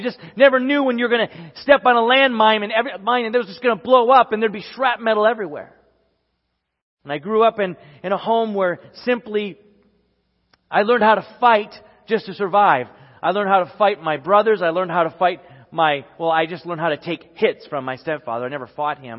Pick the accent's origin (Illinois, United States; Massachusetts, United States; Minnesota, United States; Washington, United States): Minnesota, United States; Sherburn; growing up in the Midwest and at this time in Sherburn, Minnesota